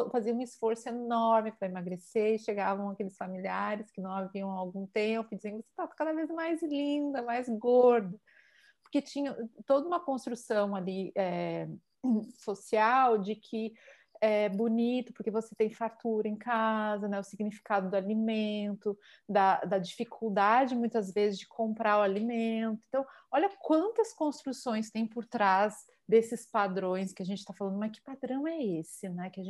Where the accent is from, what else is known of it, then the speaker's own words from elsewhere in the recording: Palmares, Pernambuco, Brazil; que eu vivia lá na, na minha terra, em Palmares